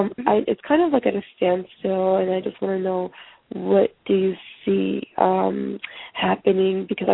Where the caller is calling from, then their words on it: California, United States; I'm calling from California.